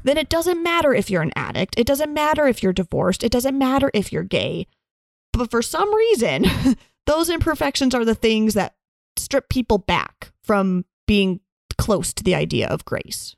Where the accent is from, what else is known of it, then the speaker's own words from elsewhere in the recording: United States; growing up in the United States and being a woman